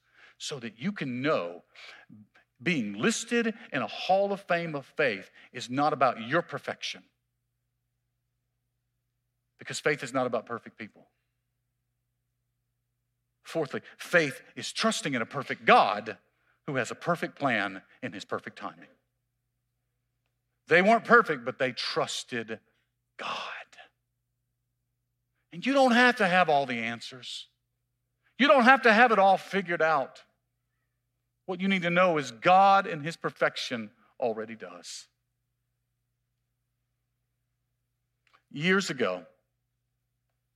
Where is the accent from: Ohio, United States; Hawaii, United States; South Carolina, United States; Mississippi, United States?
Mississippi, United States; I'm from Mississippi